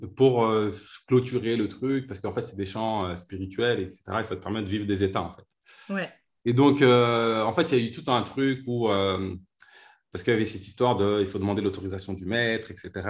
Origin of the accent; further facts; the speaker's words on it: Vitry-sur-Seine, Île-de-France, France; j'ai grandi à Vitry-sur-Seine